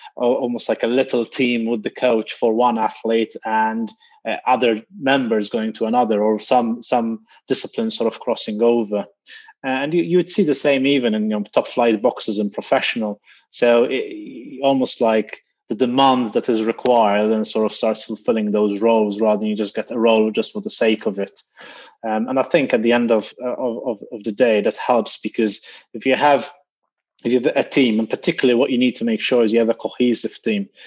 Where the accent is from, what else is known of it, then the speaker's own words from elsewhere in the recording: Malta; moved away as an adult; also born or lived in Greece; now in United Kingdom; graduated in Malta, that was my home country